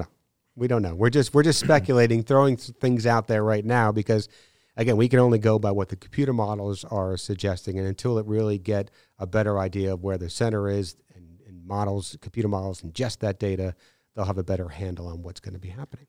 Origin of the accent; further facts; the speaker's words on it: Northeast, United States; moved away as an adult; also born or lived in New Bern, North Carolina; growing up in the Northeast and going to school up in the Northeast